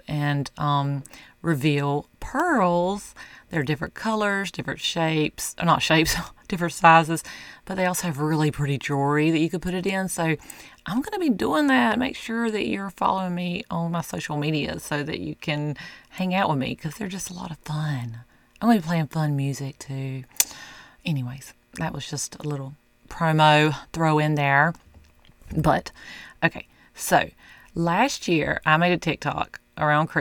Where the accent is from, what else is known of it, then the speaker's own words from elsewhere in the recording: the South, United States; I'm from the South